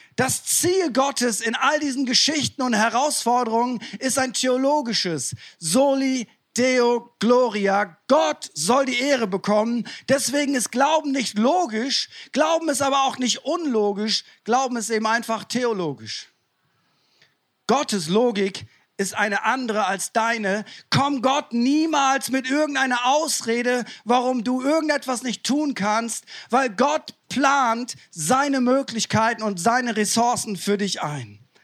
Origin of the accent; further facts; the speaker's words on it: East Frisia, Lower Saxony, Germany; ich komme ja aus Ostfriesland